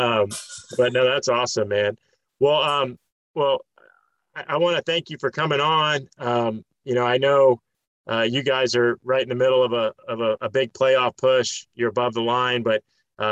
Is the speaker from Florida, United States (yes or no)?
yes; Florida, United States; I'm from Florida, so I always want to say Gaspar because that's a big thing in Tampa's